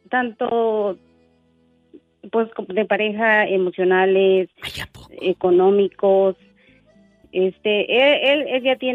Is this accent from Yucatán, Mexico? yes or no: no; El Faro, Oaxaca, Mexico; moved away as an adult; now in Wisconsin, United States; Eh, yo, yo soy de un pueblo que se llama El Faro, ¿eh? es allá por la sierra.